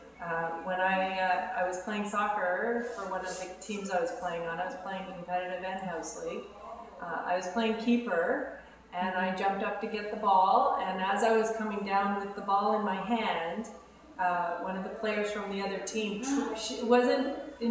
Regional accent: Ottawa, Ontario, Canada; I grew up in Ottawa, and I grew up in a very athletic family.

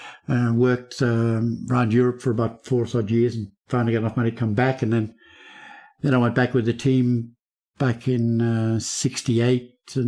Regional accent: Melbourne, Victoria, Australia; moved away; I grew up in Melbourne

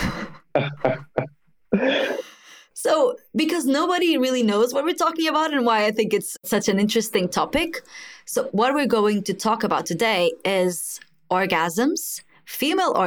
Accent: Mozambique; I am actually from Mozambique, from Africa

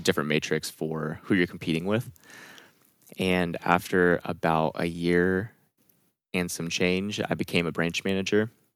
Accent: California, United States; I'm from California

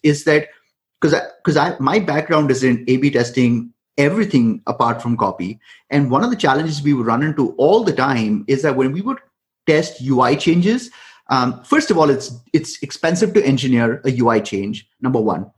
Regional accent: India; I come from India

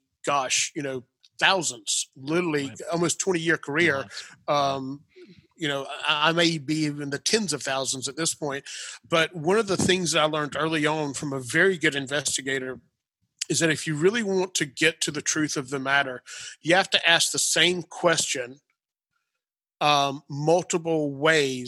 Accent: Clemson, Pendleton, South Carolina area, United States; moved away as an adult; also born or lived in Atlanta, Georgia; when I moved to Atlanta from the Clemson, Pendleton, South Carolina area

